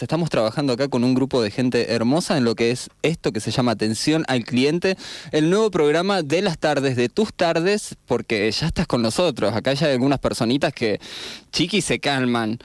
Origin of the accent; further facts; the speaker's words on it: Argentina; Soy el primer argentino